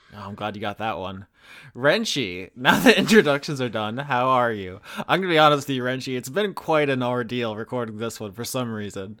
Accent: United States; we're just American

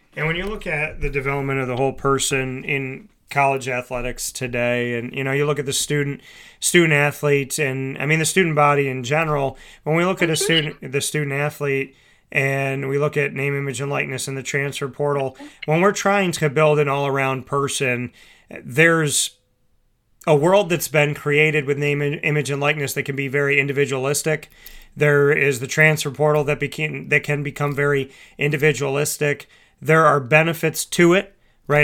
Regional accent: near Hamilton, New York, United States; Colgate University in Hamilton, New York, very close to my hometown

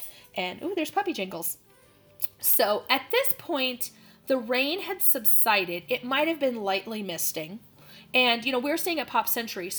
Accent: Phoenix, Arizona, United States; And by the time the bus came, the heavens had opened. Like, and we're from Phoenix, right? So there's, the rain is not common to us.

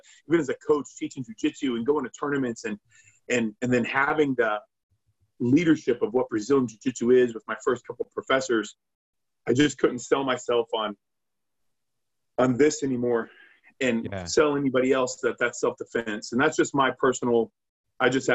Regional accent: Iowa, United States; moved away; I'm originally from the Midwest, from Iowa

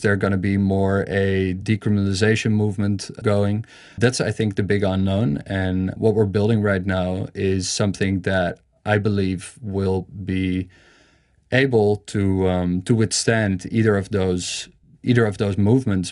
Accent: Amsterdam, North Holland, Netherlands; I'm from Amsterdam.

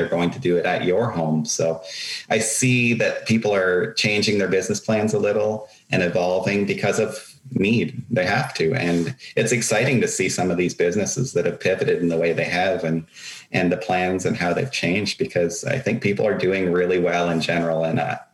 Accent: Meaford, Ontario, Canada; my hometown in Meaford

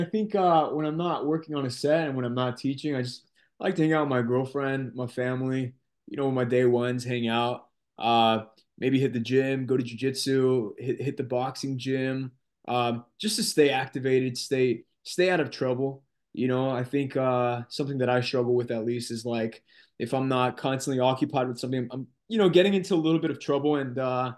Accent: Corona, California, United States; my hometown is Corona, California

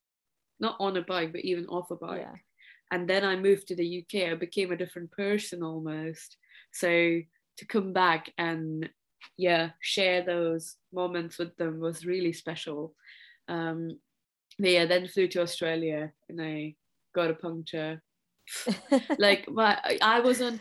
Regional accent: Maharashtra, India; first language Marathi; English is a second language; moved away; I come from the state of Maharashtra originally, and the community, like my mother tongue is Marathi

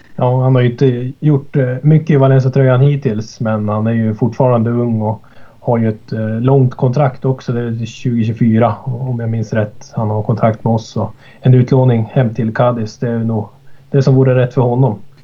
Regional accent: Sollefteå, Västernorrland County, Sweden; also born or lived in Sundsvall; Jag sitter ju i Sollefteå nu ja, så jag har flyttat 12 mil norrut hem igen till min hemstad

